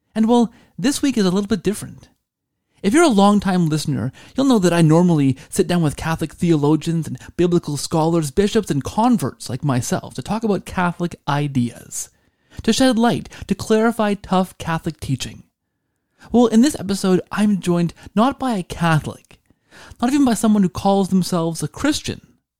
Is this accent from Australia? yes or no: no; Canada; I'm Canadian